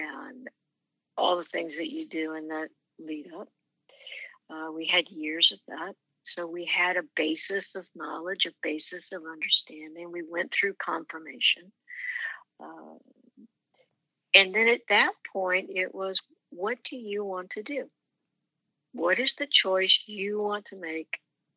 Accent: Manhattan, Kansas, United States; It was a very enjoyable journey growing up in Manhattan

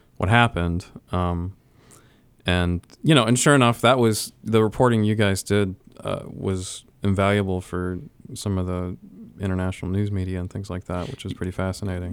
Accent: Florida, United States; moved away as an adult; also born or lived in Illinois; now in Ohio, United States; so I grew up in Florida

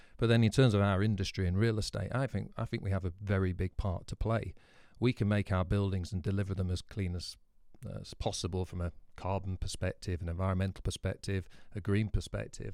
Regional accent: Scarborough, Yorkshire and the Humber, United Kingdom; my hometown

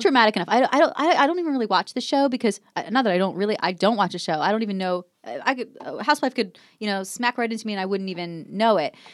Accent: New Jersey, United States; moved away; I was growing up in New Jersey

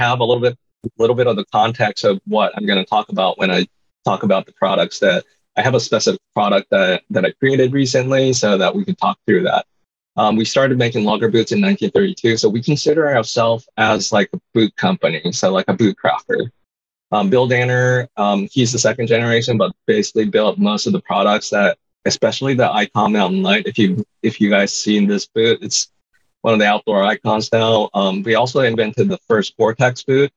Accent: Kamakura, Kanagawa, Japan; moved away as an adult; now in Portland, United States; I'm from Japan. My hometown is like this place right south of Tokyo called Kamakura

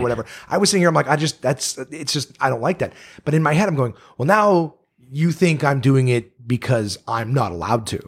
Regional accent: Canada; I'm Canadian

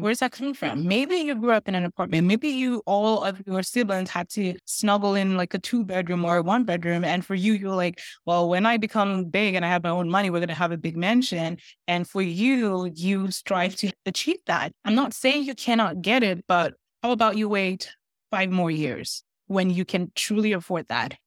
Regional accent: Nigeria; now in Canada; I'm Nigerian

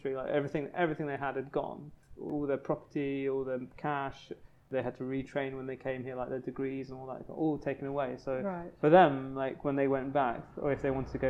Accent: London, United Kingdom; also born or lived in Sri Lanka / Kingston upon Thames; I grew up in Tooting initially

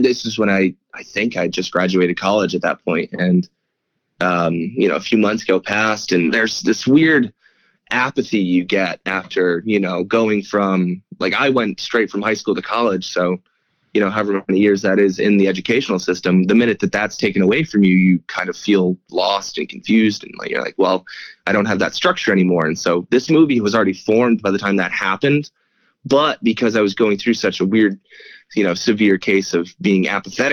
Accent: upstate New York, United States; I am from upstate New York and from a tiny town in upstate

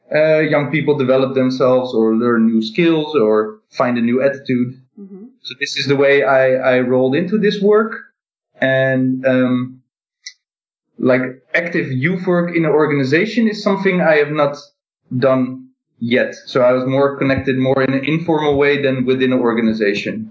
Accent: Netherlands; I am in the Netherlands and I'm from the Netherlands

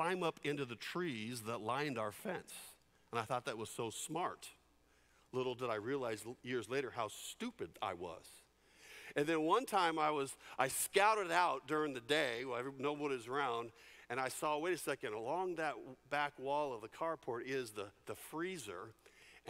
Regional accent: San Jose, California, United States; When I grew up in San Jose, California, we lived in a cul-de-sac

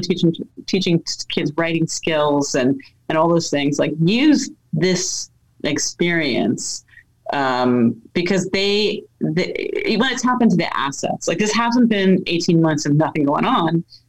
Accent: New York City, New York, United States; born there; We moved around a lot. I was born in the Bronx.

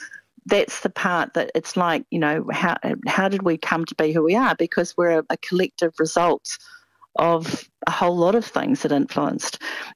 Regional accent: New Zealand; I'm absolutely a New Zealander. Always have been, very proud of the fact that I'm a New Zealander. My father's family came here in the 1860s. My mother's family's descend from Tamati Wakanani and Patuani, according to my whakapapa.

